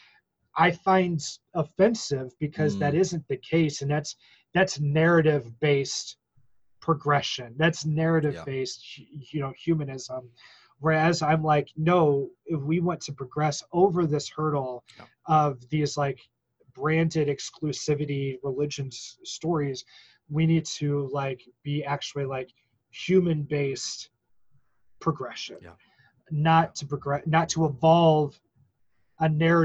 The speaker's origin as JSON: {"language": "English", "region": "Missouri", "country": "United States", "tie": "born or raised there", "said": "me growing up in Missouri and, like, being in elementary school in 1992"}